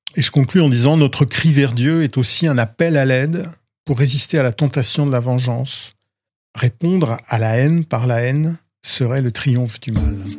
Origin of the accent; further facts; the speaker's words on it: Rouen, Normandy, France; je suis né à Rouen, la ville voisine.